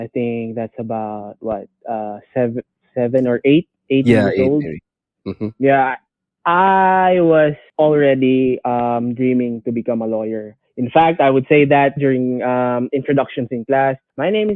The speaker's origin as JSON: {"language": "English", "town": "Tacloban", "region": "Eastern Visayas", "country": "Philippines", "said": "a rapper from Tacloban City"}